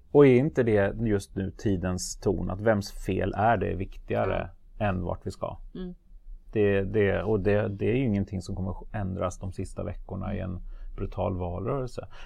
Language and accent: Swedish; Sweden; Jag var enda svensk tror jag